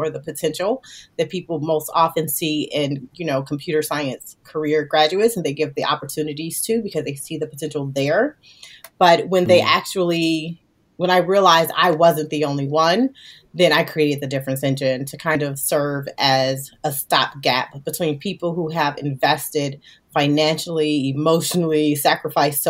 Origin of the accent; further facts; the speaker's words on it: Gary, Indiana, United States; I was literally a little girl coming out of Gary, Indiana.